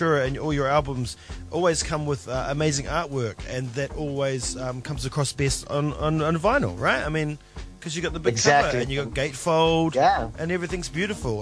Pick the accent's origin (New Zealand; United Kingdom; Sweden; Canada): New Zealand; as a New Zealander